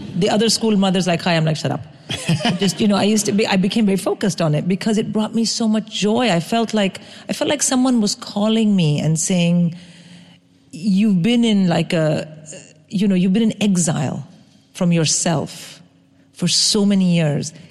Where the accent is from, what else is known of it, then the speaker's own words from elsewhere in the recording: India; first language English; moved away; I grew up in India.